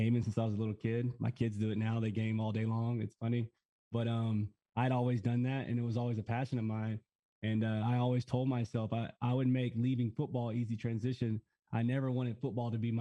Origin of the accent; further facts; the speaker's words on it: Texas, United States; I had never really been anywhere growing up in Texas